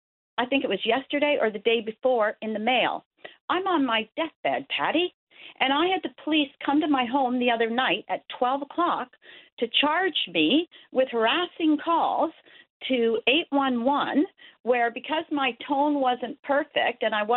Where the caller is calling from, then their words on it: Roddington, Newfoundland and Labrador, Canada; I'm calling you from Roddington